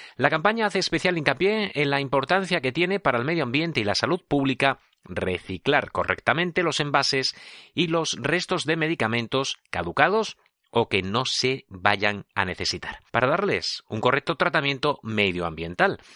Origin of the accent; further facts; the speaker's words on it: Tricio, La Rioja, Spain; de mi pueblo, de este pueblo, de Tricio